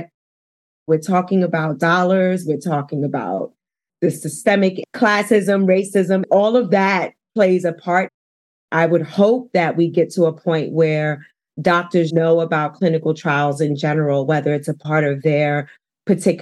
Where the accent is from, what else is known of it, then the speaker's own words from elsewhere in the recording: New York City, New York, United States; moved away as an adult; now in Denver, United States; I was born and raised in Harlem